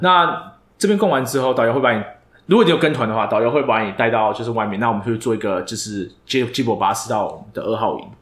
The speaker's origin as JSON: {"language": "Chinese", "country": "Taiwan", "said": "身为一个台湾人"}